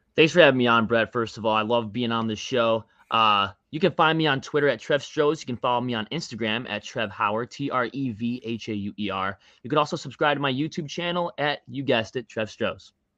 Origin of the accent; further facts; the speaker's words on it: Buffalo, New York, United States; I'm from Western New York, you know that. I'm the New York kid. I'm from Buffalo